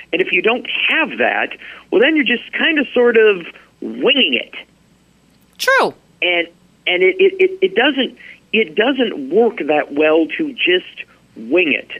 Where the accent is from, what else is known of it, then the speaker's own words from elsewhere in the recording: Nebraska, United States; now in Alaska, United States; I grew up in Nebraska